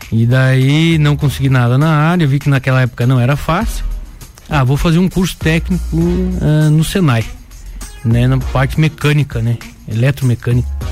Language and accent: Portuguese; São José do Cerrito, Santa Catarina, Brazil; moved away as an adult; also born or lived in Timbó; now in Lages, Brazil; Eu sou, sou caruense. Nascido em São José de Serrito